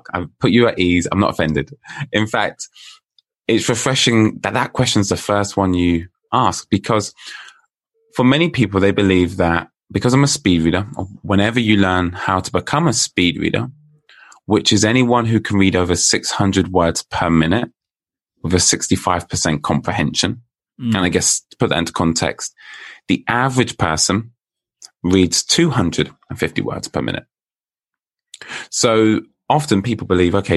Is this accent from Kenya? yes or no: no; United Kingdom; All the way from the UK, if you can tell by my accent.